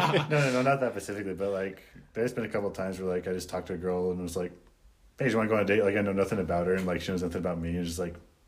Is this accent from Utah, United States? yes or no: no; Idaho, United States; I'm just from Idaho.